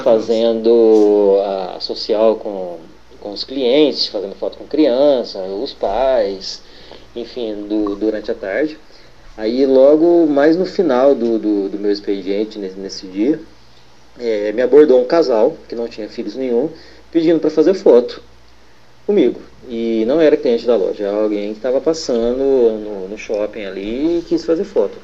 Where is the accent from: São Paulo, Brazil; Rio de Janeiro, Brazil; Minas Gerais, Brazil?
Minas Gerais, Brazil; Poços de Caldas; eu sou de Poço de Caldas, Minas Gerais